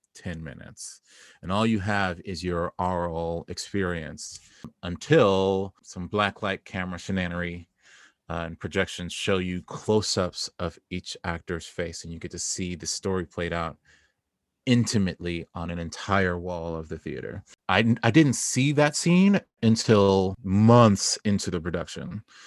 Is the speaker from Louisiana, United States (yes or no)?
no; Southern California, United States; now in Brooklyn, United States; I grew up in Southern California.